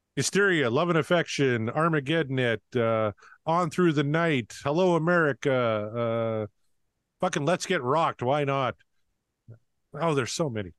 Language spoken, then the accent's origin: English; Canada; I'm very Canadian